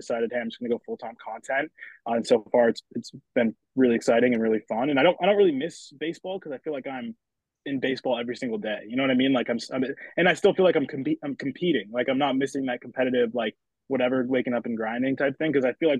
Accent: Exeter, New Hampshire, United States; moved away; I'm from Exeter, New Hampshire. I'm back home right now just for a couple of weeks to be with the fam.

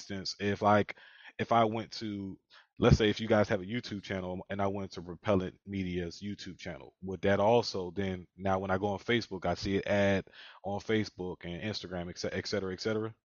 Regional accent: Philadelphia, Pennsylvania, United States; I'm from Philadelphia as well

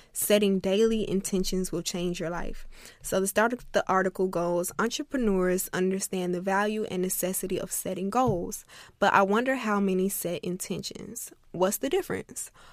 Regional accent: Florida, United States; I'm from Florida

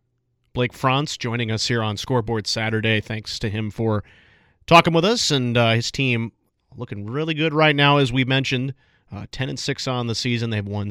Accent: Chicago, Illinois, United States; now in Manhattan, Kansas, United States; Some of you know I am from Chicago.

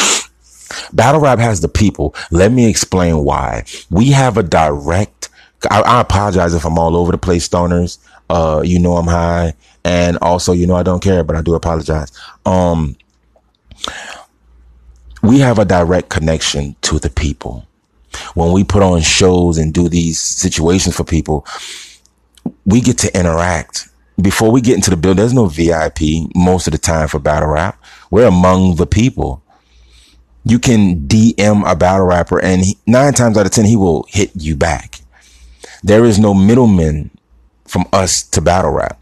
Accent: New Orleans, Louisiana, United States; I'm from New Orleans

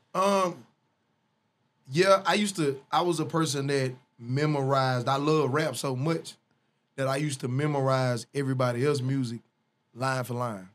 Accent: Northeast Louisiana, United States; also born or lived in Ruston, Louisiana / Monroe, Louisiana / West Monroe, Louisiana; I was raised in Louisiana.

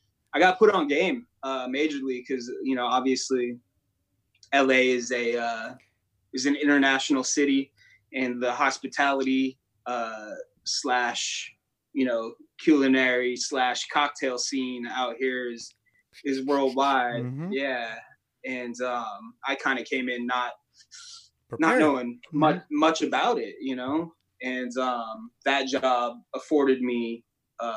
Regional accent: San Diego, California, United States; also born or lived in Sparks, Nevada / Reno, Nevada; now in Los Angeles, United States; I'm originally from San Diego

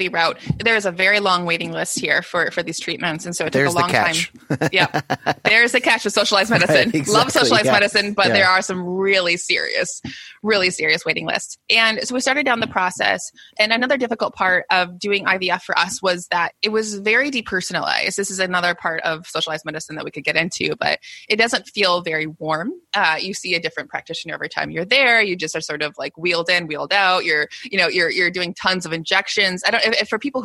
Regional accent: United States; I'm American

